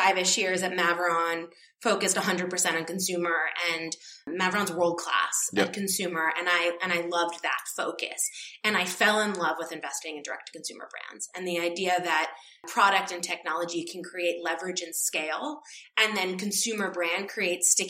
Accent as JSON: {"language": "English", "town": "New York City", "region": "New York", "country": "United States", "tie": "born or raised there", "moved": "yes", "said": "It's my hometown"}